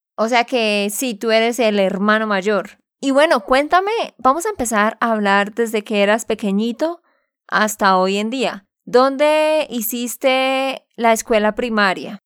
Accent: Santander, Colombia; de Santander, Colombia

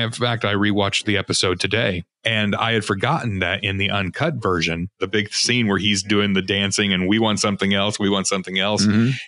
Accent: Chicago, Illinois, United States; Also, my then baby son was named Adam, and I'm from Chicago.

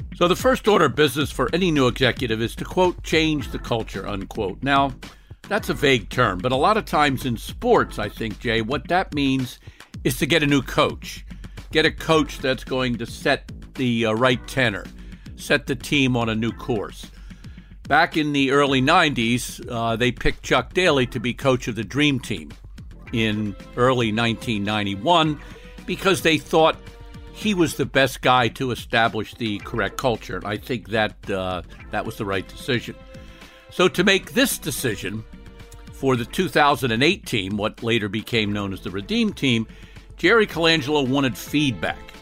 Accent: Scotland, United Kingdom; I'm Scottish

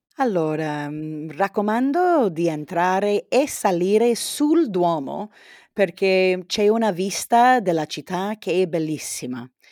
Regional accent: San Diego, California, United States; Italian is a second language; io sono di San Diego, in California, è una città di più di un milione di abitanti

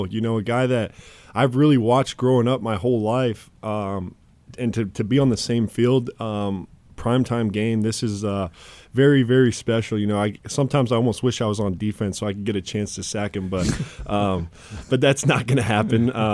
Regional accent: Fort Morgan, Colorado, United States; moved away; he's a Fort Morgan guy. Went to uh, went to the same high school.

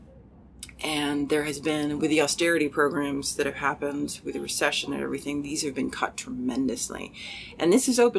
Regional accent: United States; I am American

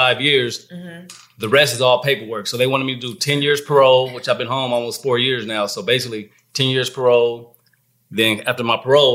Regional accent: San Diego, California, United States; moved away as an adult; now in Atlanta, United States; born and raised in California, San Diego

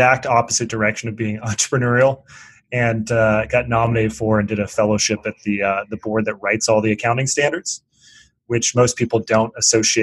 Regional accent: Seattle, Washington, United States; moved away as an adult; also born or lived in East Coast; I'm from Seattle and moved to the East Coast

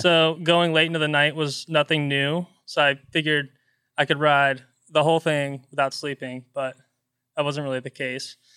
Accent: Pflugerville, Texas, United States; now in Austin, United States; I grew up in Pflugerville, technically, which is just north of Austin

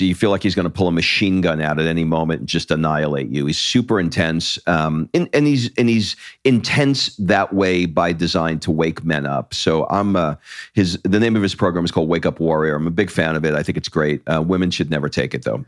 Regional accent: United States; also born or lived in California; the identity that I have as an American

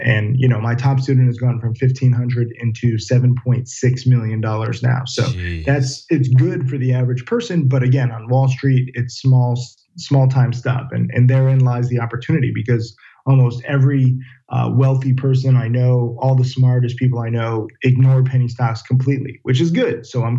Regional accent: Orange, Connecticut, United States; Orange, Connecticut.

